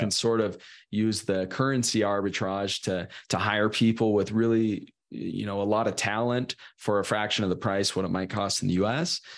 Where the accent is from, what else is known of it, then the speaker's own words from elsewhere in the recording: Sacramento, California, United States; I'm from Sacramento originally, Northern California